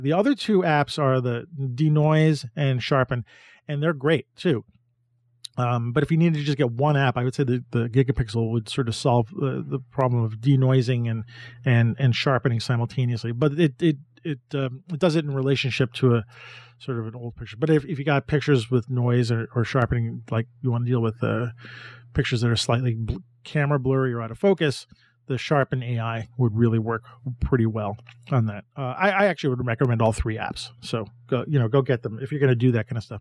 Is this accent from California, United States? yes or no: no; New York City, New York, United States; I'm a New Yorker.